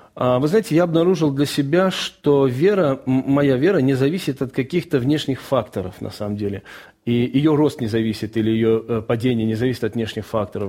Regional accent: Baku, Azerbaijan; moved away; also born or lived in Rostov Oblast, Russia; я жил в Баку, я родился в Баку, и в 1987 году начались межнациональные трения, и в 1989 году мы всей семьей вынуждены были уехать из города.

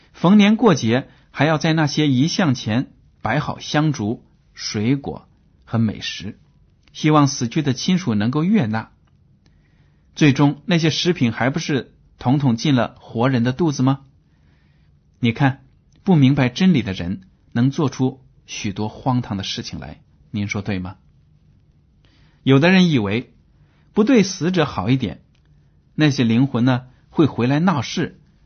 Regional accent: China; 我们中国人

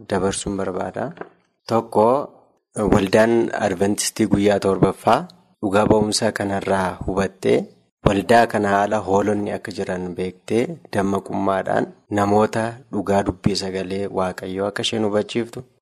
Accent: Walqixxee, Amuru district, Horo Guduru Wollega Zone, Oromia, Ethiopia; Bakka inni itti dhaladhee aanaa muruu godina warroo guduruu iddoo walqixxee jedhamtutti.

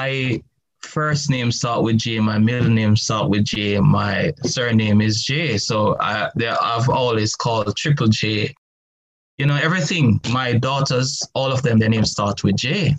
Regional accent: Jamaica; I remember growing up in the Garrison political stronghold era in Jamaica that was prone to crime and violence.

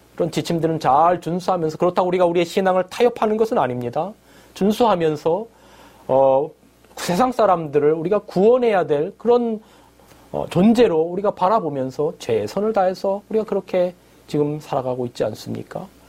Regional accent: South Korea; 저는 한국에서 왔다

